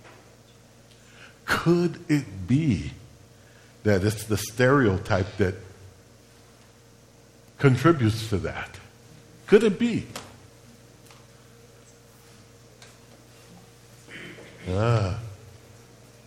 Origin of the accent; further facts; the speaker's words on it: Chicago, Illinois, United States; I'm Puerto Rican. I was born and raised in Chicago, Illinois